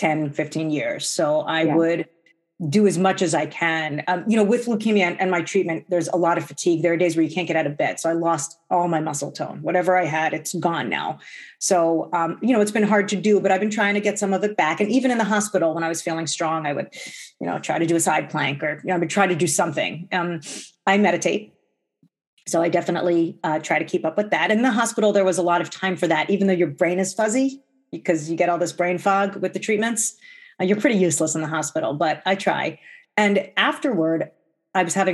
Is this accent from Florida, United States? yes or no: no; New Jersey, United States; now in Minnesota, United States; I grew up in New Jersey